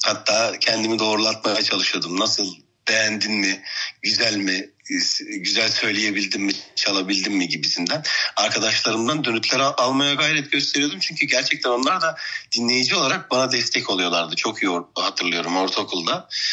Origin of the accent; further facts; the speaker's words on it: Antalya, Turkey; 1988 yılında Antalya'da dünyaya geldim.